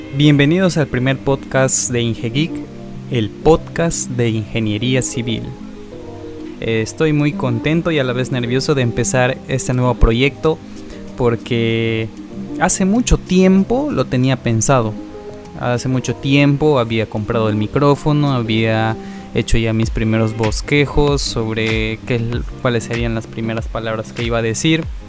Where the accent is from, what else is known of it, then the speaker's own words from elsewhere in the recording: Peru; soy de Perú